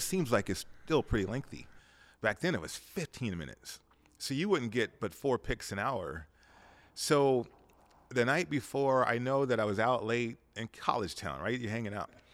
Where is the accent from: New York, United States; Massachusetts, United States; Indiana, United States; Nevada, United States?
Nevada, United States; Las Vegas; growing up in Vegas, we were a town, we had about a hundred, fifty thousand, two hundred thousand people here.